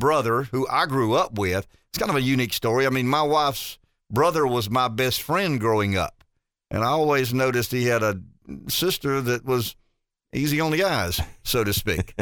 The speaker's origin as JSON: {"language": "English", "town": "Pamplico", "region": "South Carolina", "country": "United States", "said": "I'm from Pamplico"}